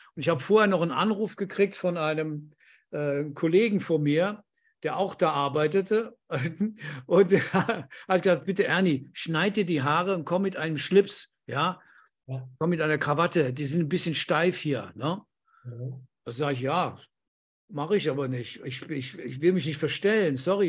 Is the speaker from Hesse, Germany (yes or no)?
no; Andernach, Rhineland-Palatinate, Germany; moved away as an adult; also born or lived in Düren / Pertisau, Austria; ich bin in Düren geboren, aber aus Andernach